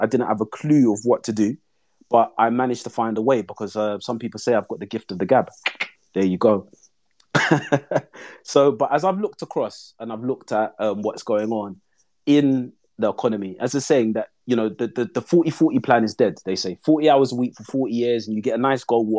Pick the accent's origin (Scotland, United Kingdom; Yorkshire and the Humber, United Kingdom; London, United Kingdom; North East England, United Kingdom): London, United Kingdom; I'm from East London